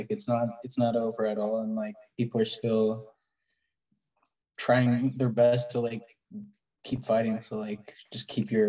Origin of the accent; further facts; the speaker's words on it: United States; as an American